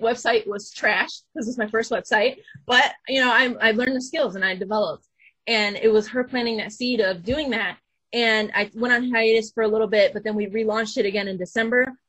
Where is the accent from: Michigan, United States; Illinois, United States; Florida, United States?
Michigan, United States; Flint; I went to the University of Michigan Flint first because I'm from Flint